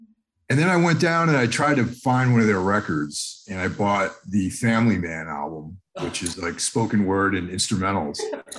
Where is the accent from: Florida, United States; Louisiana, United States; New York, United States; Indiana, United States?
New York, United States; where I grew up in New York State, we were on the border of Connecticut